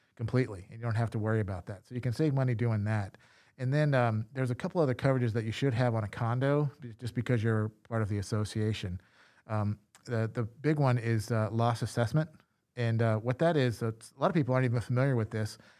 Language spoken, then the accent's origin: English; Louisiana, United States; I'm from Louisiana